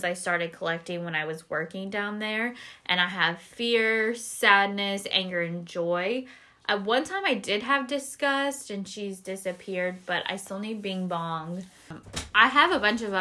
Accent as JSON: {"language": "English", "region": "Alabama", "country": "United States", "said": "We're both from Alabama. We've lived here the majority of our lives"}